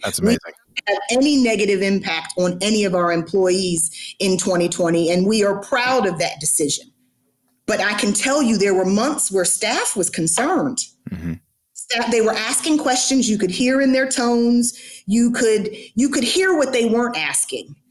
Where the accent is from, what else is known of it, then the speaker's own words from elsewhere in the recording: Atlanta, Georgia, United States; I'm born and raised in Atlanta